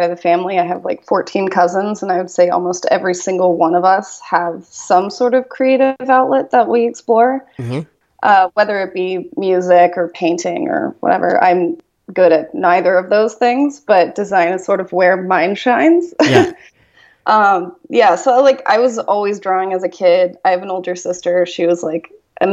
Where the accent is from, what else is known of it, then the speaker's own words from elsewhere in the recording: Texas, United States; now in Los Angeles, United States; I'm originally from Texas